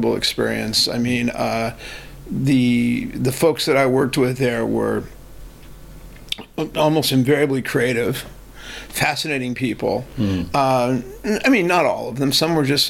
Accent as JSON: {"language": "English", "town": "Los Angeles", "region": "California", "country": "United States", "tie": "born or raised there", "said": "I grew up in L.A. Oh, okay. In the San Fernando Valley"}